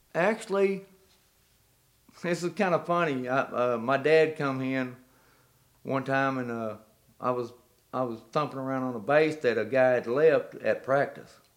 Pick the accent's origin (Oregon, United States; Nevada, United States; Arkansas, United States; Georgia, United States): Arkansas, United States; Clarksville; I was born in Clarksville, Arkansas